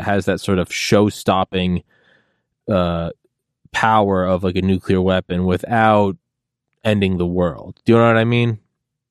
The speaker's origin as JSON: {"language": "English", "town": "Portsmouth", "region": "New Hampshire", "country": "United States", "tie": "born or raised there", "said": "I was born in Portsmouth, New Hampshire."}